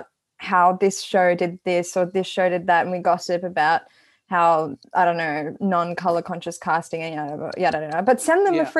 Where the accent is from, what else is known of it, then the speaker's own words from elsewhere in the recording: Sri Lanka; I'm not Indian, I'm Sri Lankan